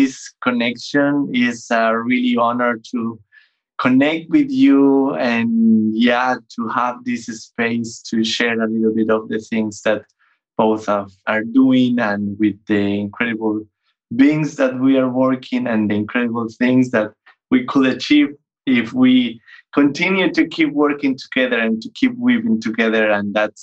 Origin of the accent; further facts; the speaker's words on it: Bogota, Bogotá Capital District, Colombia; moved away as an adult; now in Vienna, Austria; I'm born and raised in Bogota, the capital of Colombia.